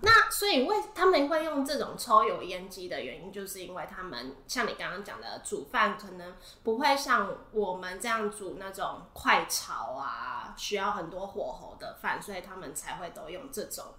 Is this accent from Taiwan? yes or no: yes; Taiwan; moved away; 我以前在台湾的家真的没有微波炉